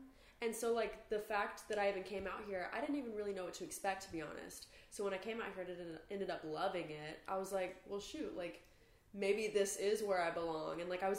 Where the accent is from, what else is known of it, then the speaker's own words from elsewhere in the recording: Georgia, United States; moved away as an adult; now in Los Angeles, United States; I'm from Georgia